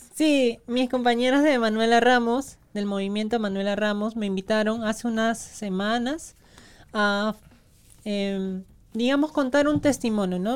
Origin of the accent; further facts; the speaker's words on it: Peru; sí somos peruanas